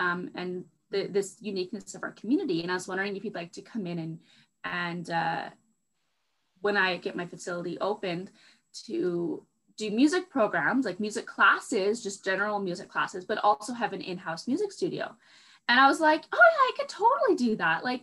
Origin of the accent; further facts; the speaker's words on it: Vancouver, British Columbia, Canada; moved away as an adult; now in Fort McMurray, Canada; where I grew up in Vancouver, it's very temperate